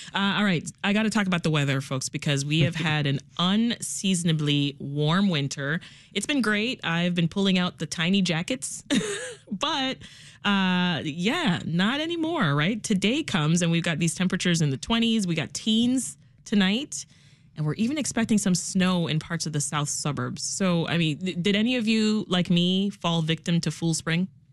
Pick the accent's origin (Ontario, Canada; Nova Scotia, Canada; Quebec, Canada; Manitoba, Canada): Ontario, Canada; Toronto; now in Chicago, United States; I'm from Toronto specifically